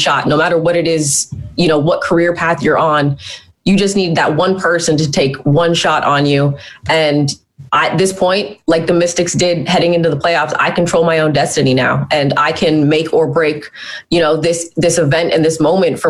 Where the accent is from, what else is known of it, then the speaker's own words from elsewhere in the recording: Hamilton, Ontario, Canada; my hometown of Hamilton